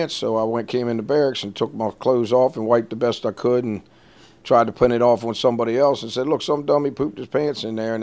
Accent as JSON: {"language": "English", "area": "D.C.", "region": "Maryland side of Washington", "country": "United States", "tie": "born or raised there", "said": "I was raised on the Maryland side of Washington, D.C., 6 miles outside the border."}